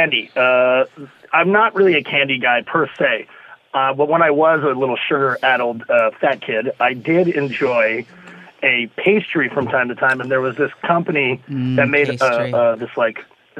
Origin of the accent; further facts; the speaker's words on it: Canada; I'm Canadian. I don't know if I've mentioned that.